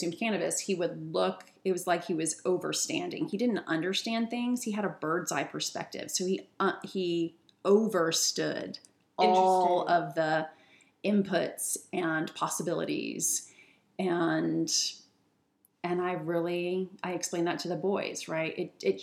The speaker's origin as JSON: {"language": "English", "region": "Virginia", "country": "United States", "moved": "yes", "lives_now": "Seattle, United States", "said": "I'm from Virginia"}